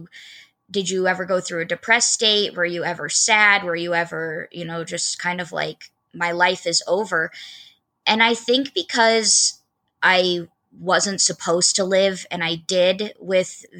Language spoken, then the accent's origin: English; Port Angeles, Washington, United States; I'm originally from Northwest Washington, a small town called Port Angeles